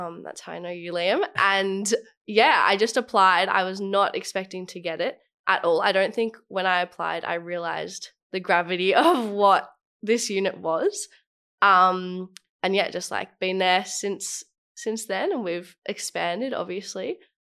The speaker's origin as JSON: {"language": "English", "country": "Australia", "tie": "born or raised there", "said": "I was born in Australia."}